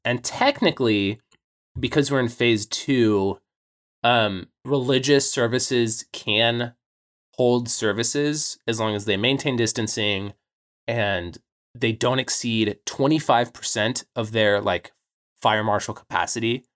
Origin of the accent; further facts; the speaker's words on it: United States; growing up in American Christianity